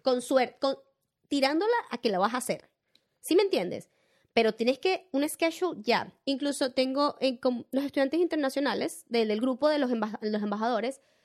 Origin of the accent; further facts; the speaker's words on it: Venezuela; moved away as an adult; now in Australia; yo entendí que yo soy venezolana y tengo una identidad, o sea, yo soy venezolana